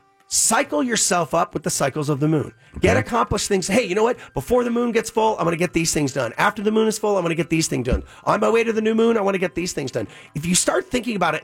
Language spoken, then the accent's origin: English; Long Island, New York, United States; I'm from Long Island